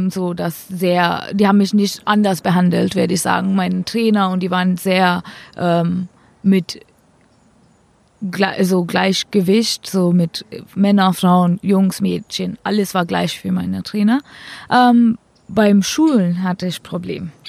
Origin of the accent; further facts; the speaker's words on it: India; now in Germany; Ich darf nochmal, falls ich jetzt in Indien spielen will und gut genug bin, ähm, darf ich zurückwechseln.